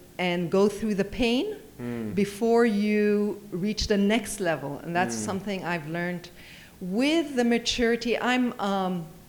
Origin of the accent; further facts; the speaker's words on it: Geneva, Switzerland; now in Dubai, United Arab Emirates; Geneva, which is my hometown